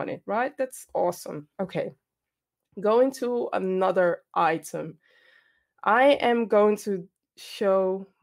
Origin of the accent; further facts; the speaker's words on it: Ghana; I'm Ghanaian